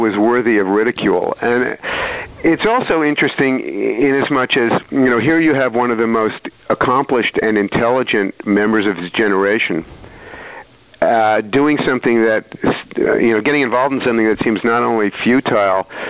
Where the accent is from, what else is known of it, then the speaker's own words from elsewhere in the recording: New York, United States; also born or lived in Saratoga Springs, New York; now in Greenwich, New York, United States; I grew up in New York, as a boomer generation kid